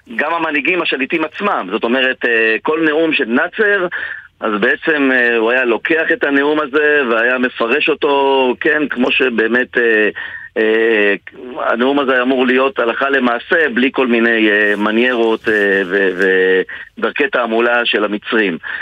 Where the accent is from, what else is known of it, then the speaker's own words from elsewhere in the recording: Ra'anana, Central District, Israel; שאני גדלתי בשכונה, שכונה שנקראת קריית שרת ברעננה